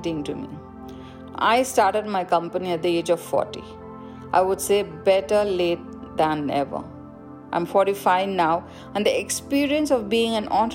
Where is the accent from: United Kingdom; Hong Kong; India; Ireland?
India; I grew up in India